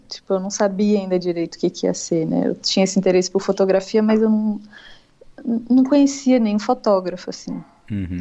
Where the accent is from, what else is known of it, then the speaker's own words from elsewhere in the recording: Niterói, Rio de Janeiro, Brazil; eu sou de Niterói